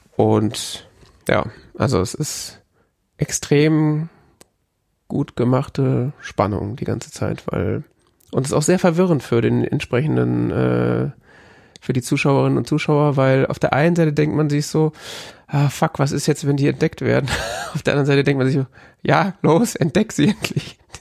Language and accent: German; West Germany, Germany; als Wessi